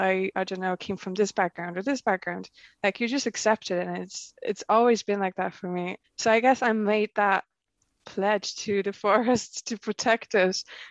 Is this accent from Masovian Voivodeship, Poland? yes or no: no; Łódź, Łódź Voivodeship, Poland; moved away; I grew up in Poland, I was born in Lodz